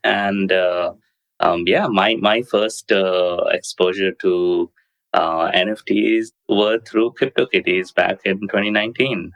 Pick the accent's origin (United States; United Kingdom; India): India; moved away; I grew up in India and then moved away